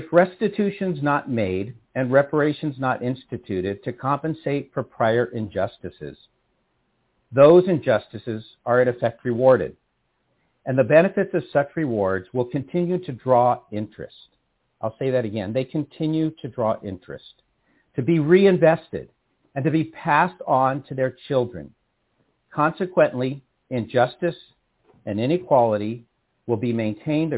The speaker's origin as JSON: {"language": "English", "town": "San Rafael", "region": "California", "country": "United States", "tie": "born or raised there", "lives_now": "Berkeley, United States", "said": "I was born and raised in San Rafael, California"}